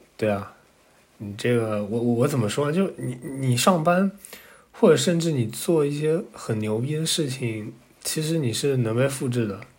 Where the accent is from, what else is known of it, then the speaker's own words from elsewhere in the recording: China; 因为我们出生在中国，就长大也在中国